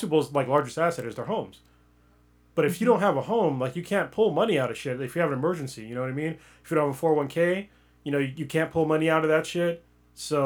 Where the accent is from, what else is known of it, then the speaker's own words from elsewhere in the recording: United States; All my cultural shit, it's all American.